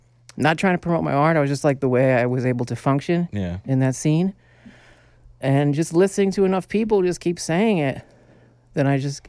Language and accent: English; New York City, New York, United States; A lot of it has to do with growing up in New York City.